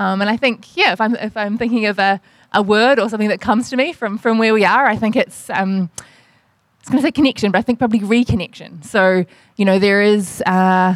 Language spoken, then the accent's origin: English; New Zealand; accent: New Zealand; moved away as an adult; now in Melbourne, Australia; I'm a New Zealander, you can probably tell from my accent, recently translated to Melbourne